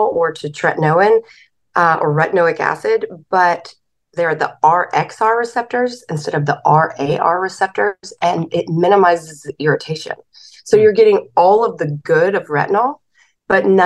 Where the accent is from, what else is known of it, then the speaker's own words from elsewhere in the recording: the South, United States; I'm from the South